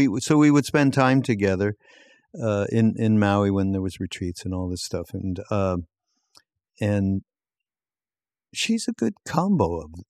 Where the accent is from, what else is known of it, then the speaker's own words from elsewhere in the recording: Quebec, Canada; because I'm from Quebec, yep, and that's how the French would say it.